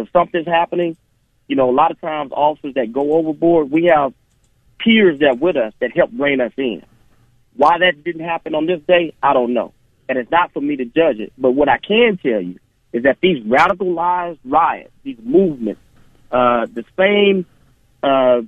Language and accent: English; Houston, Texas, United States; I grew up in Houston, Texas